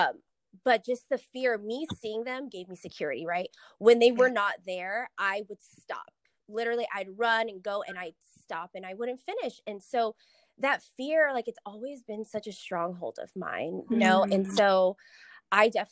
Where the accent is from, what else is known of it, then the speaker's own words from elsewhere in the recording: Las Vegas, Nevada, United States; also born or lived in San Diego; I'm from Vegas. Born and raised. I lived in San Diego for about 4 years